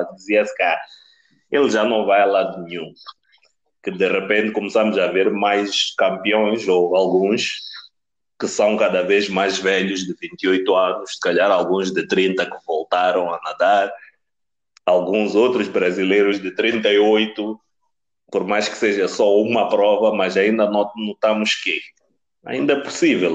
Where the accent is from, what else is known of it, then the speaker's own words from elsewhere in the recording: Mozambique; moved away; also born or lived in Pretoria; Sendo moçambicano